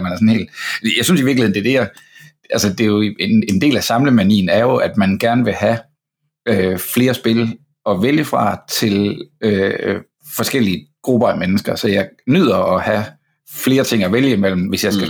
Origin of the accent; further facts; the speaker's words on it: Fredericia, Southern Denmark, Denmark; now in Copenhagen, Denmark; jeg er fra Fredericia og bor i København nu